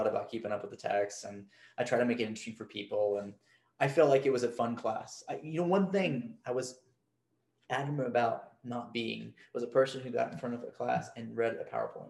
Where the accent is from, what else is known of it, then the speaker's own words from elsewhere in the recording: the South, United States; I mean, I'm a Southerner.